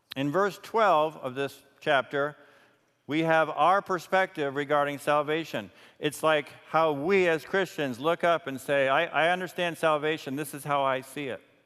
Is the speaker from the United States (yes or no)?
yes; New York, United States; I was raised in New York and always had lights around